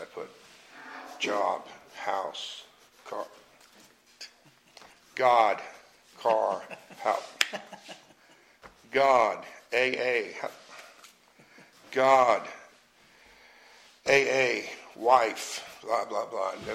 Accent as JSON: {"language": "English", "town": "Jersey City", "region": "New Jersey", "country": "United States", "tie": "born or raised there", "moved": "yes", "said": "I grew up in Jersey City, New Jersey"}